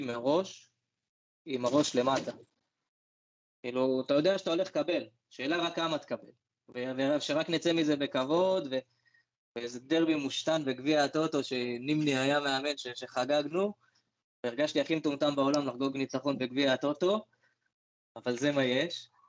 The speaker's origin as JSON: {"language": "Hebrew", "region": "Northern District", "country": "Israel", "tie": "born or raised there", "said": "אני בגלל שגדלתי בצפון"}